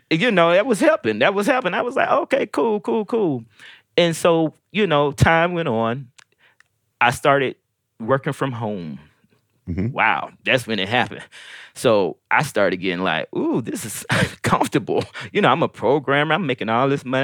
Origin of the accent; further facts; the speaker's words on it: Decatur, Georgia, United States; also born or lived in St. Louis, Missouri / Detroit, Michigan; by this time I had made it down to Georgia, so I was starting here in the fourth grade. I'm from St. Louis, and I stayed in Detroit for a minute. You know, very young, and um, ended up in in Georgia